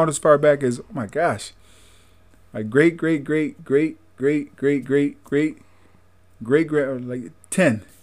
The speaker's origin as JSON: {"language": "English", "town": "Greensboro", "region": "North Carolina", "country": "United States", "said": "Carolina, Greensboro, yeah. and uh, North Carolina, uh, Camp Hill, uh, Alabama, Tuscaloosa, Alabama."}